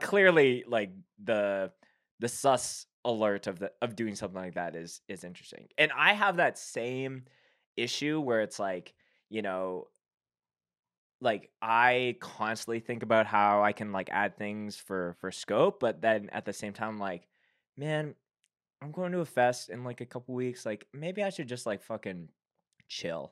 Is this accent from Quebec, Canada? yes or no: no; Winnipeg, Manitoba, Canada; being from Winnipeg, I grew up on comeback kid. That's, like, my hometown hero band